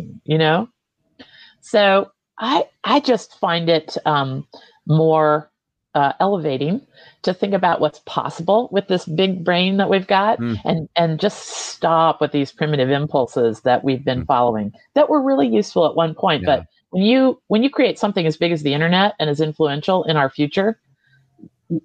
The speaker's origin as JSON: {"language": "English", "country": "United States", "also_born_or_lived": "Vermont, United States", "said": "we Americans"}